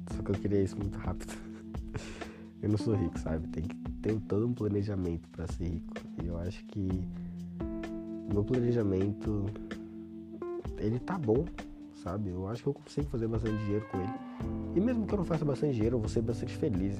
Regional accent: Brazil; eu seria um brasileiro em Portugal

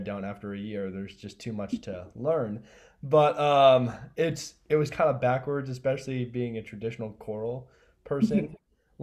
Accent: Kansas City, United States; I grew up in Kansas City

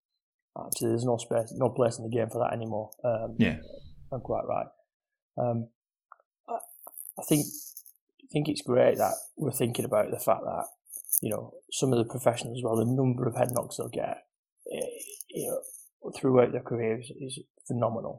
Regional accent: Wigan, North West England, United Kingdom; I'm from Wigan

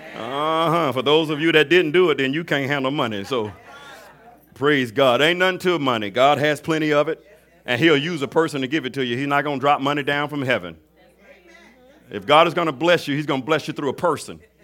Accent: Mobile, Alabama, United States; I'm from Mobile, Alabama

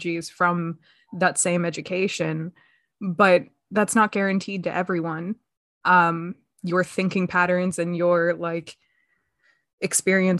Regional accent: just outside of Philadelphia, Pennsylvania, United States; I grew up just outside of Philadelphia

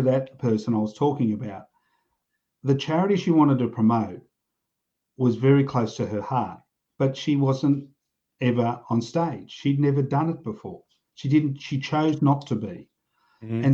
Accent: Australia; I grew up in pubs in Australia.

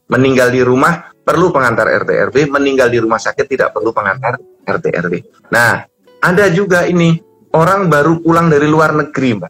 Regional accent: Sleman, Special Region of Yogyakarta, Indonesia; born there; now in Bekasi, Indonesia; Misalnya saya dulu lahir di Sleman.

